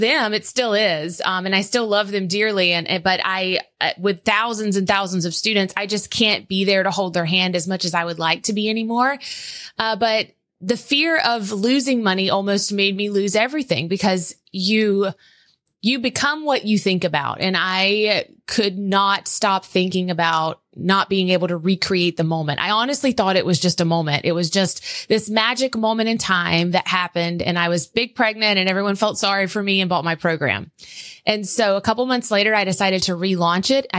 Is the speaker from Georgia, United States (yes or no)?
yes; South Georgia, United States; accent: Southern; I'm this girl from South Georgia who had just had a baby